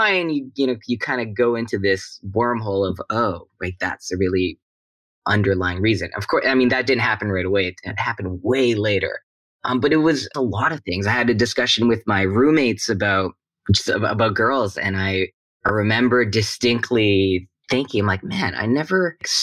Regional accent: Vancouver, British Columbia, Canada; I grew up in Vancouver, Canada

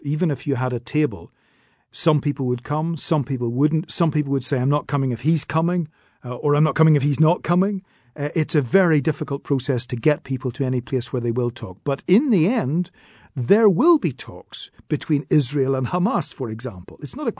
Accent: Northern Ireland, United Kingdom; It is for all Irish people, it is for all British people, and I'm both British and Irish.

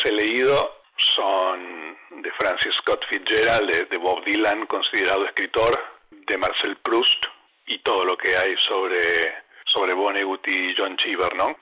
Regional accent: Argentina; Siendo escritor argentino

